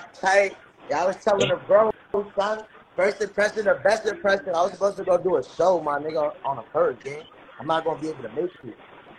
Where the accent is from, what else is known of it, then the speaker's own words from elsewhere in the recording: New York City, New York, United States; I'm from the Bronx. I'm originally from Hobbridge, but I grew up in Hunts Point.